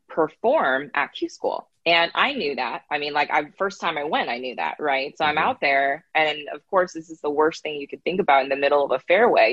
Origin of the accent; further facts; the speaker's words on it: Northern California, United States; I grew up in Northern California